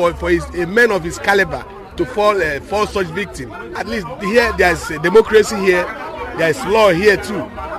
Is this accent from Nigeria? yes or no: yes; Nigeria; now in Port Elizabeth, South Africa; as a Nigerian